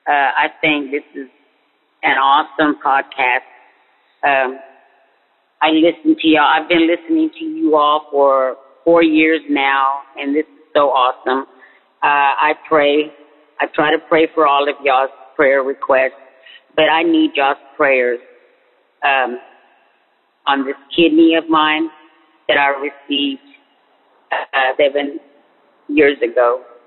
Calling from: Texas, United States; I'm calling from Texas.

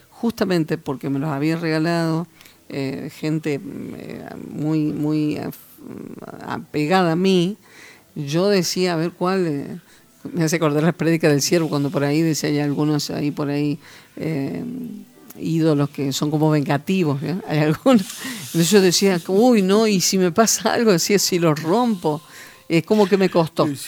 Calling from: Unquillo, Córdoba, Argentina; de Unquillo.

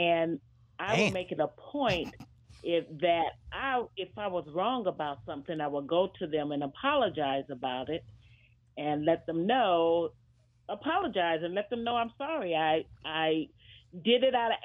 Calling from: Palmdale, California, United States; calling from Palmdale

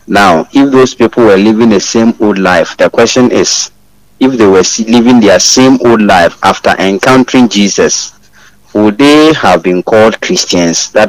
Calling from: Kokobin, Ashanti, Ghana; I'm … calling from Kokobin.

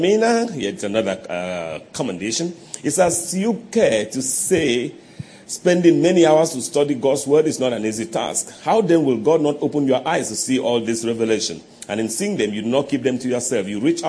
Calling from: Umuahia, Abia, Nigeria; I'm watching from Umuahia Abia State.

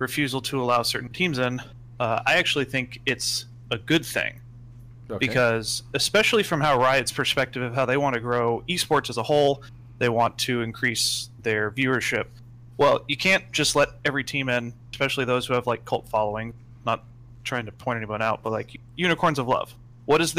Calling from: Orlando, Florida, United States; I'm calling from Orlando, Florida

